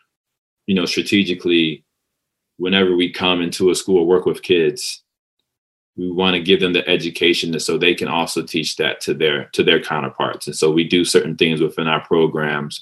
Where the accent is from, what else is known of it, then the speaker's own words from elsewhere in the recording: North Carolina, United States; moved away as an adult; also born or lived in Manhattan, New York; now in New York City, United States; I was in North Carolina from the age of 8 to 18. I'm from Manhattan, then I moved to North Carolina